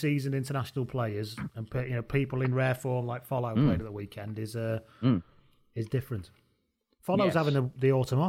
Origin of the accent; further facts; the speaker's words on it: England, United Kingdom; I'm English